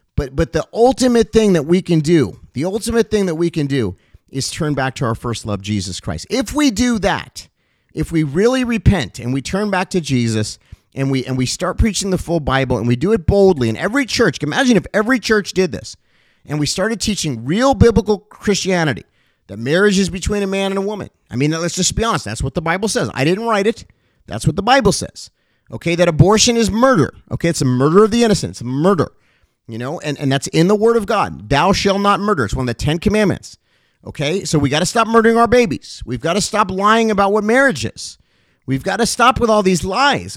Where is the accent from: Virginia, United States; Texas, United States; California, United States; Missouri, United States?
California, United States; Los Angeles; also born or lived in Cincinnati, Ohio; So I moved from Cincinnati, Ohio, where I was born, to Los Angeles, I think, at the young age of around eight years old or so.